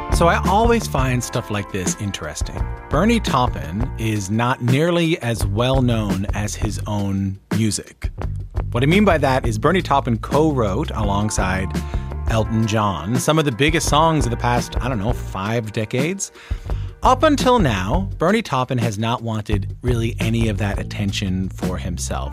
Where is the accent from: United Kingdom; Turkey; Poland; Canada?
Canada; as a canadian